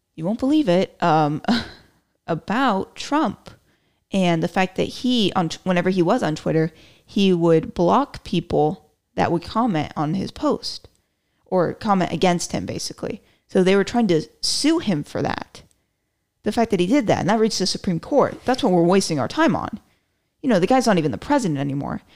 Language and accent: English; Florida, United States; now in Texas, United States; I was born in Florida